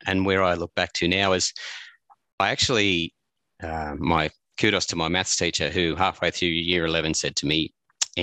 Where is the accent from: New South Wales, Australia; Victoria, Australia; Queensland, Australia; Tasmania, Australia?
New South Wales, Australia; Armidale; also born or lived in Walcha; I was born in Armidale, and all my family was in Walker.